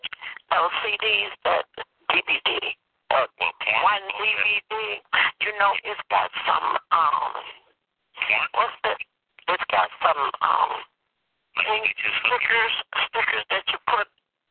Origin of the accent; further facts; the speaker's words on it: Mississippi, United States; I'm from Mississippi, okay? And that's right over from, you know, that's right over by Louisiana.